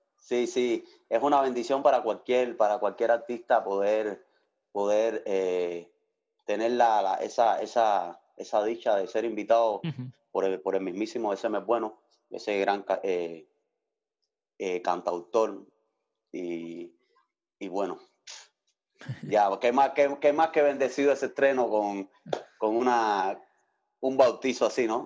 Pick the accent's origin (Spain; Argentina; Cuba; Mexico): Cuba; Havana; moved away as an adult; now in Switzerland; en una orquesta allá en La Habana, Cuba, de donde soy